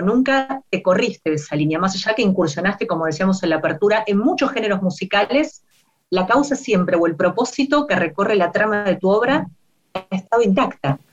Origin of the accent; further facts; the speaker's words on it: Argentina; nuestras radios argentinas